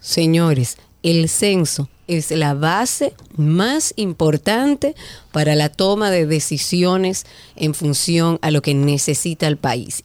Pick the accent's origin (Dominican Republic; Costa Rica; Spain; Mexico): Dominican Republic; uno como dominicano